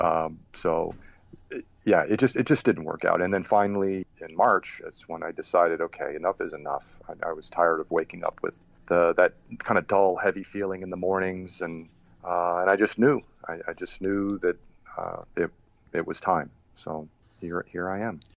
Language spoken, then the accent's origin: English; Rhode Island, United States; moved away as an adult; also born or lived in Germany / Boston / upstate New York; I grew up in Rhode Island